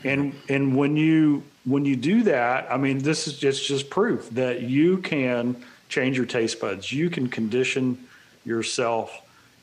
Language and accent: English; Texas, United States; I'm from Texas, and mom and dad from Mississippi.